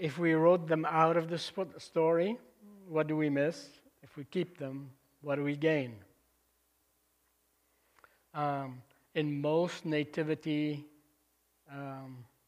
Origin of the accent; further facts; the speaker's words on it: Lebanon; moved away; I was back in my home country in Lebanon in 1999, visiting family there. And I asked my cousin to drive me up to the convent where I grew up